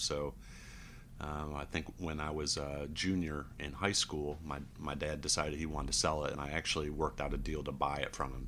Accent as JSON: {"language": "English", "town": "Mexico", "region": "New York", "country": "United States", "tie": "born or raised there", "moved": "yes", "said": "I grew up in Mexico, New York, which is very close to Oswego"}